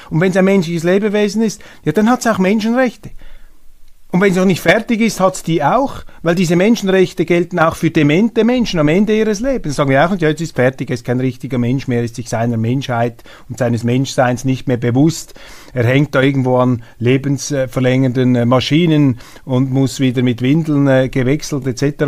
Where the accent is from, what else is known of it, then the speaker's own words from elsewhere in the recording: Switzerland; als Schweizer Bürger